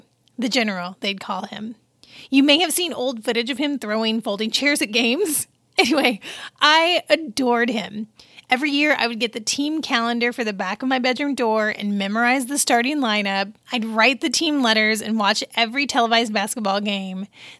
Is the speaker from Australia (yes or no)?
no; Pisa, Tuscany, Italy; born there; I was born in October in Pisa, Italy, because my dad was stationed at Camp Darby.